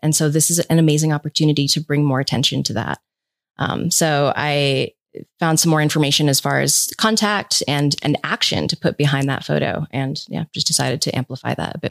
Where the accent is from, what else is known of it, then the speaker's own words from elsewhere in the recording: Rhode Island, United States; moved away as an adult; now in Boulder, Colorado, United States; I'm originally from the East Coast, from Rhode Island, but I moved to Colorado in two thousand ten to pursue climbing